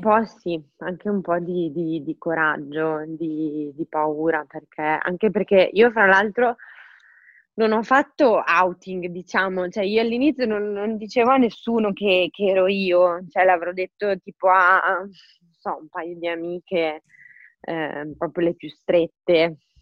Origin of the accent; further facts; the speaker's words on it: Forlì, Emilia-Romagna, Italy; moved away as an adult; now in Milan, Italy; sono mm, originaria di Forlì. Eh, quindi sono romagnola e anche se mm, ormai da 10 anni vivo, 10 anni tanto, vivo a Milano